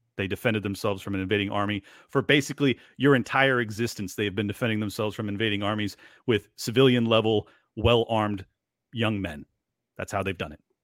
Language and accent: English; San Diego, California, United States; moved away as an adult; now in Miami, United States; I was born and raised in San Diego, California. I moved out to Miami when the lockdowns happened.